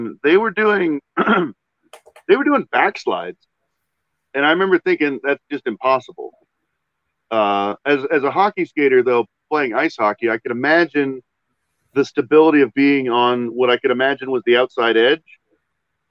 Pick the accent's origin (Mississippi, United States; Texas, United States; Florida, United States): Texas, United States; Southlake; moved away as an adult; also born or lived in Austin, Texas; now in Denver, United States; I'm from Southlake